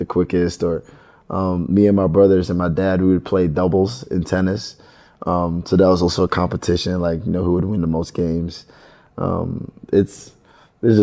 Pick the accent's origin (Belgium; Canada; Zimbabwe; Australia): Belgium; I was born in Belgium